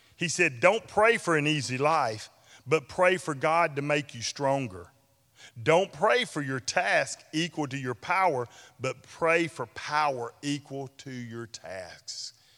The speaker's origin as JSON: {"language": "English", "town": "Ashland", "country": "United States", "tie": "born or raised there", "said": "my hometown of Ashland"}